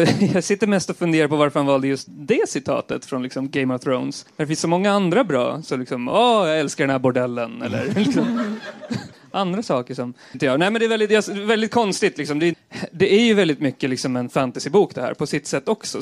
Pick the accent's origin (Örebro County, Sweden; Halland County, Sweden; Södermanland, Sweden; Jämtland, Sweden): Södermanland, Sweden; Eskilstuna; på 90-talet när jag växte upp i, i Eskilstuna.